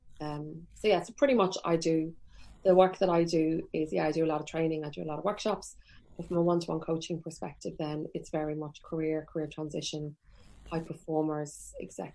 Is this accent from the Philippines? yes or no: no; Carlingford, Leinster, Ireland; moved away; also born or lived in Trim; I'm from Carlingford